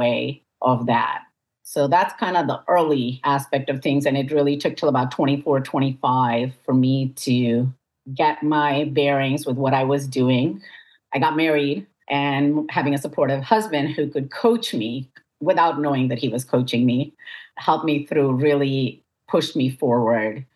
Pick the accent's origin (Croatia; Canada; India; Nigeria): India; moved away as an adult; now in United States; I was born in the United States, raised in India, and then I moved back to the United States for grad school.